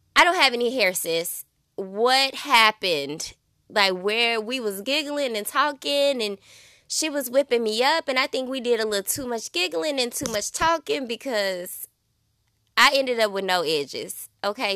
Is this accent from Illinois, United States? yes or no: yes; Belleville, Illinois, United States; I'm located here in my hometown, Belleville, Illinois